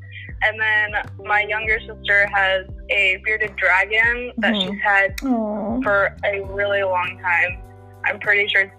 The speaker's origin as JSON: {"language": "English", "town": "McKinney", "region": "Texas", "country": "United States", "said": "I'm from McKinney, Texas"}